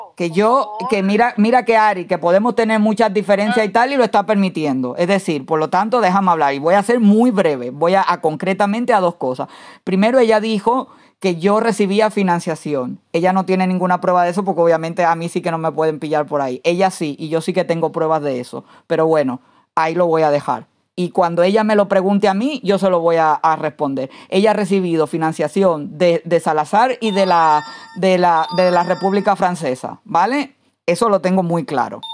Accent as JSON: {"language": "Spanish", "region": "Santiago de Cuba", "country": "Cuba", "moved": "yes", "said": "soy santiaguera. Yo no tengo que demostrar que soy de Santiago de Cuba, yo lo soy"}